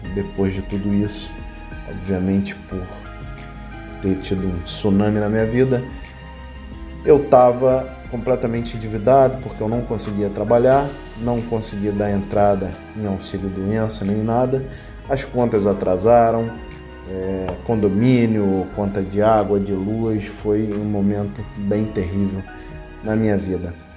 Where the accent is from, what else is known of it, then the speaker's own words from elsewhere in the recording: Rio de Janeiro, Brazil; also born or lived in Curitiba; eu que sou natural do Rio de Janeiro